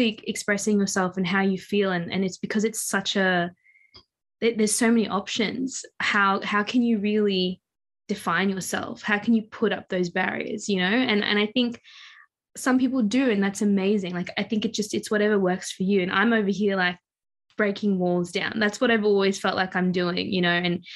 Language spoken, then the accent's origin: English; Mauritius; moved away; I'm from Mauritius